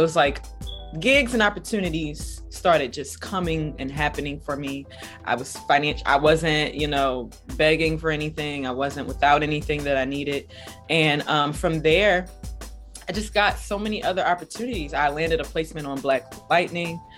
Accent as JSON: {"language": "English", "town": "Philadelphia", "region": "Pennsylvania", "country": "United States", "said": "I am from Philly"}